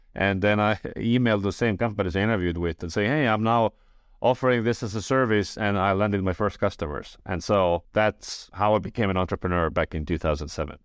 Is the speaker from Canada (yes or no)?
no; Estonia; I was born in Estonia. I grew up in Estonia